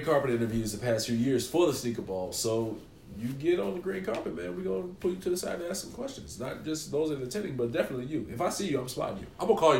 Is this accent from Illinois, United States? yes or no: yes; Chicago, Illinois, United States; moved away as an adult; also born or lived in Carbondale, Illinois; I'm from Chicago to Carbondale